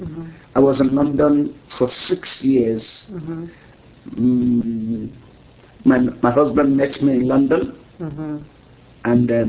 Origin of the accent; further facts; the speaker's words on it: Lagos, Nigeria; Was born in Lagos. I had all my elementary education in Lagos, Catholic school.